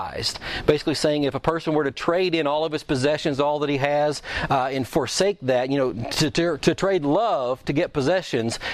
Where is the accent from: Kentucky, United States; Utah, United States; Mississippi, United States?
Kentucky, United States; I'm from Kentucky